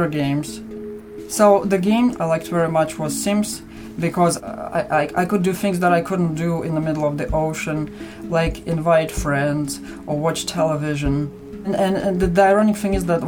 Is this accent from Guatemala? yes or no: no; Russia; moved away as an adult; now in Canada; I'm Russian.